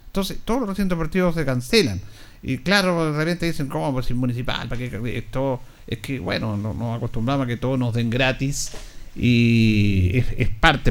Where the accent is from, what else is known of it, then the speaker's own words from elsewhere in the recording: Linares, Maule, Chile; somos del barrio, de Arturo Bray